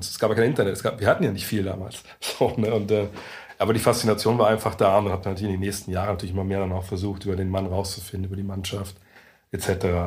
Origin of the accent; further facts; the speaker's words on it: Lower Saxony, Germany; moved away as an adult; also born or lived in Frankfurt; als Niedersachse